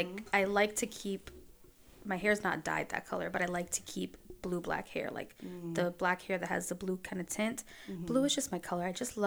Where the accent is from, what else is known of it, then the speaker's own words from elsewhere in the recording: Brooklyn, New York, United States; So, I'm from Brooklyn, New York.